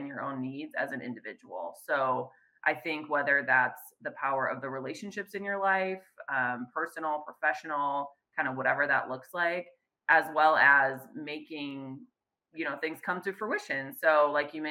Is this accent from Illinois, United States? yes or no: yes; Chicago, Illinois, United States; moved away as an adult; now in Fresno, United States; I'm originally born and raised in the Chicagoland area.